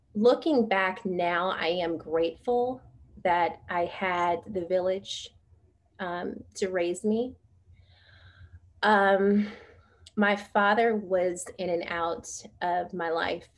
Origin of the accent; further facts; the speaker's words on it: San Francisco, California, United States; I'm originally from San Francisco, the Bay Area, and I was brought up in a single parent household